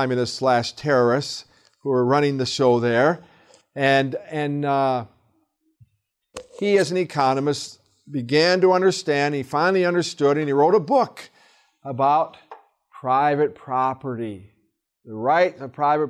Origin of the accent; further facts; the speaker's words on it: hometown on the Flint River, Michigan, United States; my hometown and take them to the Flint River